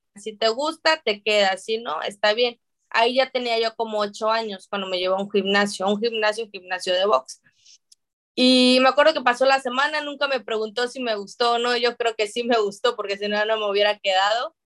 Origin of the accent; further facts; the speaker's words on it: Mexico; los mexicanos siempre hemos sido caracterizados y etiquetados como guerreros